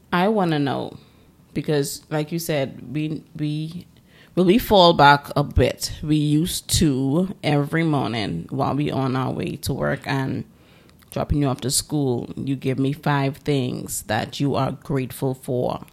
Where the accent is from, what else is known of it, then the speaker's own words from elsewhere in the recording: Bahamas; growing up in the Bahamas, you know, it's a small, um, it's a bunch of small islands.